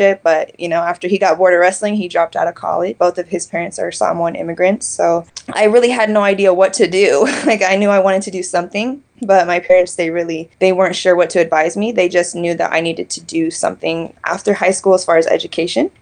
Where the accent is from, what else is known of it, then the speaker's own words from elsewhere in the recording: Kansas City, Missouri, United States; I was born and raised in the Show Me State, Kansas City, so Casey Moe in the house.